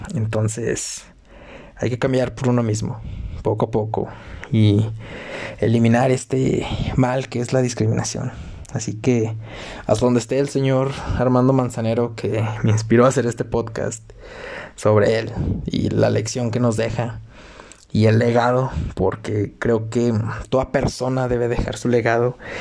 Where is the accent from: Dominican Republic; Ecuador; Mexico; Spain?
Mexico